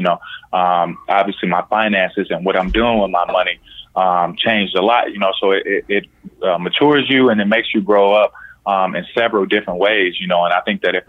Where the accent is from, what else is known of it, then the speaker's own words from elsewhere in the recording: Indiana, United States; Born and raised in Indiana.